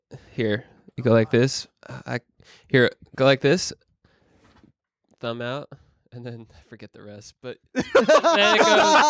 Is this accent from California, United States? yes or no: yes; Northern California, United States; also born or lived in Sacramento / San Francisco Bay Area; I'm from Northern California.